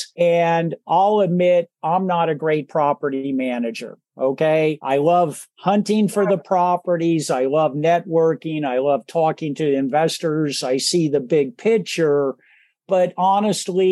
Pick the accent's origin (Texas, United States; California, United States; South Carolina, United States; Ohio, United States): California, United States; Silicon Valley; was born and raised in Silicon Valley